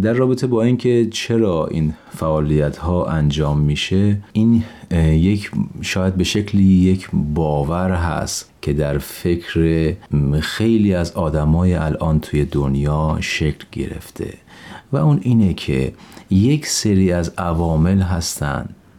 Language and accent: Persian; Gonbad-e Kavus, Golestan, Iran; من در یک شهر شمالی در ایران به دنیا آمدم گنبد کاووس در یک خانواده بهایی پدر و مادر هر دو بهایی در یه همچین خانواده به دنیا آمدم